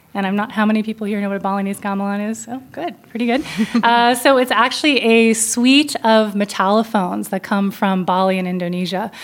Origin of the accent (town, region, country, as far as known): Berkeley Heights, New Jersey, United States; born or raised there